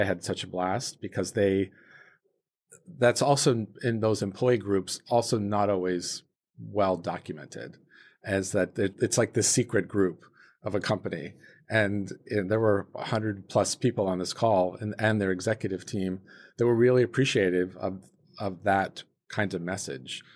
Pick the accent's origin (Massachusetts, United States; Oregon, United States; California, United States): California, United States; South Lake Tahoe; I grew up in South Lake Tahoe, California, ve-, very small town